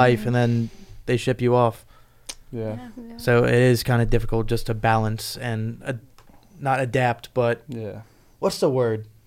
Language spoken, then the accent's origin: English; Virginia, United States; moved away as an adult; now in Pennsylvania, United States; I'm from Virginia